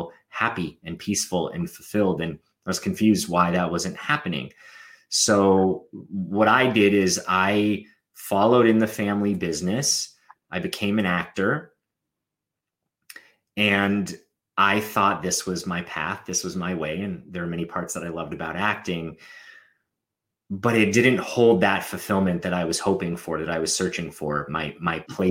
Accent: Los Angeles, California, United States; I grew up in Los Angeles in the entertainment industry.

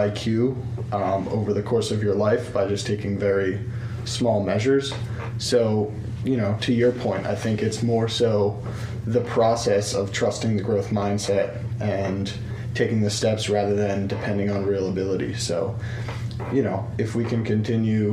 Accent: Philadelphia, Pennsylvania, United States; So I grew up very close to Philadelphia.

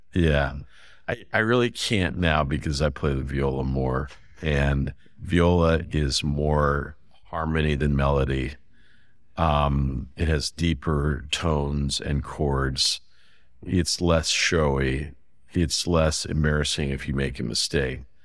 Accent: Fresno, California, United States; I grew up in California. I, I grew up in a place called Fresno, outside of Fresno

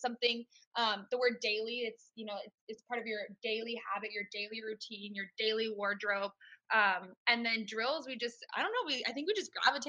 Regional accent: Washington, United States; I'm from a smaller town in Washington State, just south of Seattle.

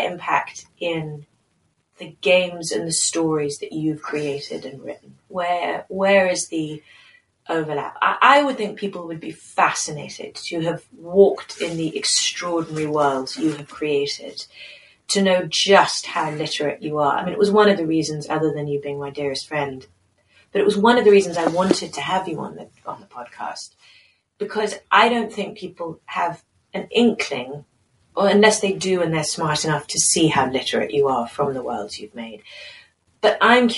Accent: United Kingdom; as a Brit

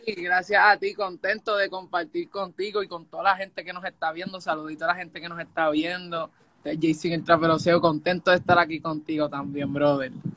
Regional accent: Puerto Rico; moved away as an adult; now in Florida, United States; yo soy de Puerto Rico y llevo viviendo seis años en Estados Unidos, vivo en Florida.

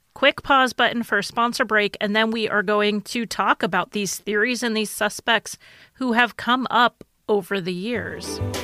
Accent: United States; I'm American

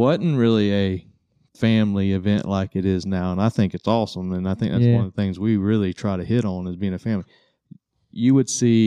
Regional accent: Holley, Florida, United States; I'm born and raised in Holly, Florida, close to Navarre, right out on Eglin, border of Eglin.

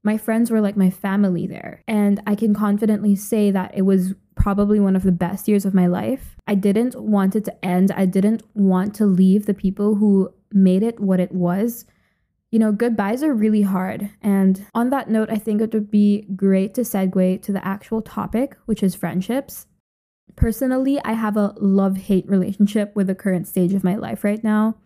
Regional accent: Philippines; moved away as an adult; also born or lived in Ithaca, New York, United States / Lisbon, Portugal; now in Edinburgh, United Kingdom; I grew up in the Philippines and literally lived there until very recently.

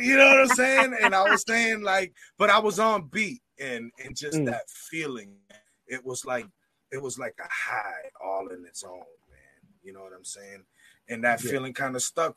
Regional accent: Springfield, Massachusetts, United States; Springfield, Massachusetts

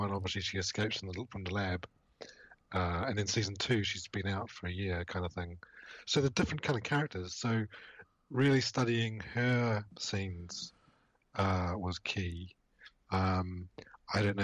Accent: New Zealand; moved away; I'm from New Zealand originally, and growing up in the 80s in New Zealand

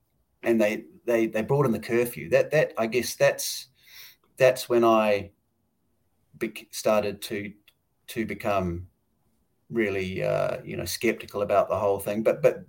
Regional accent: New Zealand; Jacinda Ardern from my home country, New Zealand.

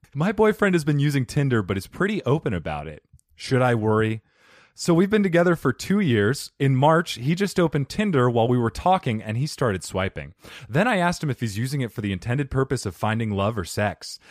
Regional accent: Arizona, United States; Arizonians, we, we block out, like, half our consonants

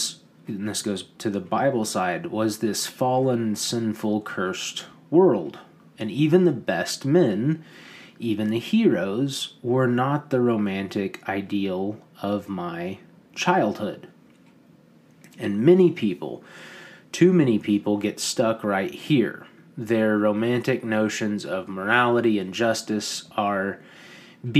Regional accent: United States; we as Americans

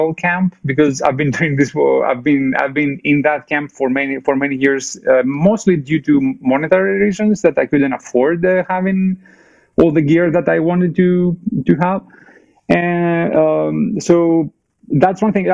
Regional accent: Athens, Attica, Greece; English is a second language; moved away as an adult; also born or lived in Germany / England / California; now in Bay Area, United States; I was born in Greece, in Athens, Greece. Like, I grew up there in the 80s and 90s

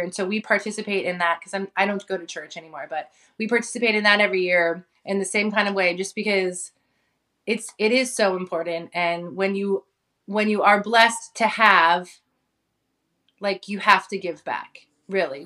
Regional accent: San Francisco Bay Area, California, United States; also born or lived in Hawaii; grew up in Hawaii until I was about eleven, and then I moved to the Bay Area, and that's that's kinda where I grew up, in the San Francisco Bay Area

